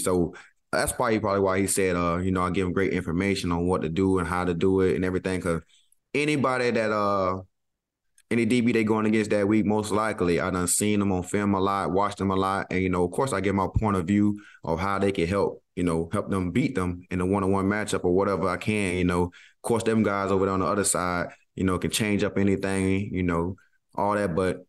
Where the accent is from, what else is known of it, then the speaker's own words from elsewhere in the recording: the South, United States; And of course, I'm from the South. If I need something, I'm going to ask, please.